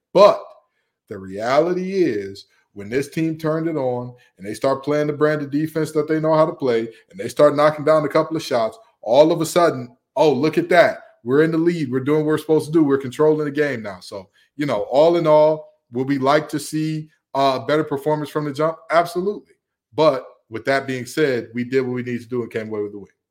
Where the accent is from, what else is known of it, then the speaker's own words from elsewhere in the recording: Big Ten country, Midwest, United States; moved away; I grew up in Big Ten country